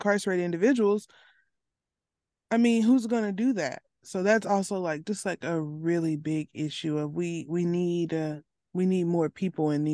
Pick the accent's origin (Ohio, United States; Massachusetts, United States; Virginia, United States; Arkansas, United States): Arkansas, United States; I'm from Arkansas